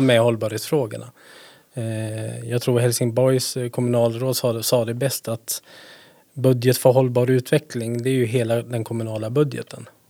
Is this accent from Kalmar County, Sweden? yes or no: no; Stenungsund, Västra Götaland, Sweden; also born or lived in Gothenburg; now in Härnösand, Sweden; jag är född i Göteborg, men jag är uppväxt i Stenungsund